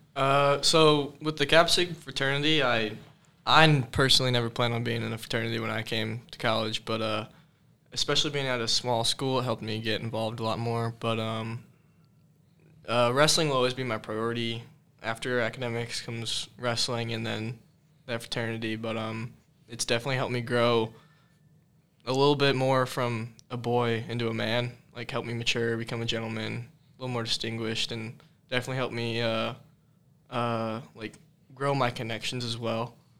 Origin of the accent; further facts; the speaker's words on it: Carmel, Indiana, United States; I'm from Carmel, Indiana.